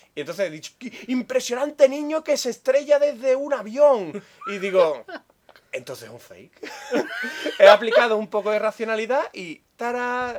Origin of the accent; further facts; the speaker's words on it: Andalusia, Spain